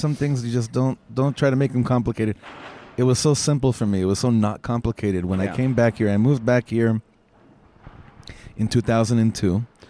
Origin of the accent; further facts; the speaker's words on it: Los Angeles, California, United States; also born or lived in Efrat; now in Israel; And I grew up together in Los Angeles.